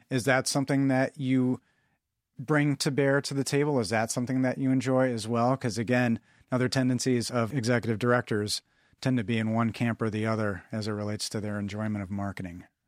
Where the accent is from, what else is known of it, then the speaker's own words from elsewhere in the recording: Midwest, United States; growing up as a Midwesterner